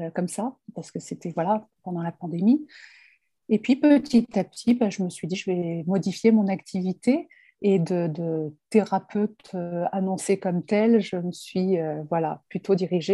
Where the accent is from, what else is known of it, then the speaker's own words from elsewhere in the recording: France; je suis française